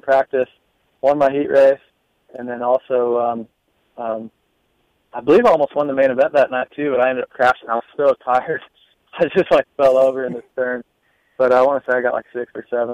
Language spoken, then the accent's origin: English; Des Moines, Iowa, United States; my hometown mm-hmm. in Des Moines